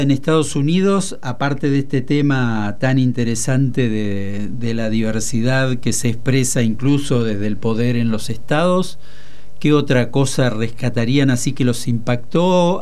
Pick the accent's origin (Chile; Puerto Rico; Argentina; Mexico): Argentina; Aguilares, Tucumán; now in Buenos Aires, Argentina; yo soy de Aguilares y un ingenio a, cinco kilómetros de mi casa era propiedad de la familia Terán